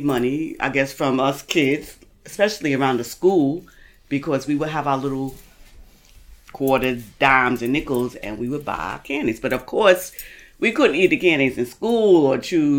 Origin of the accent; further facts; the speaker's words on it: New York City, New York, United States; I was born in Brooklyn Jewish Hospital. And I lived in the Marcy Projects.